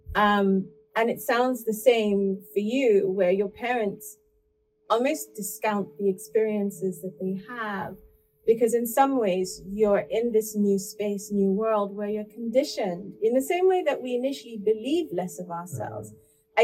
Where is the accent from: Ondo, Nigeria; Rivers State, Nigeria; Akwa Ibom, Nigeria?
Rivers State, Nigeria; Port Harcourt; now in United Kingdom; I was born in Port Harcourt. I grew up in Port Harcourt.